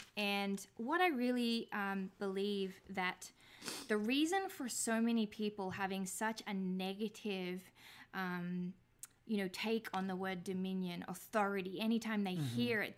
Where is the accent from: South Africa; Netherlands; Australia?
Australia; I'm Australian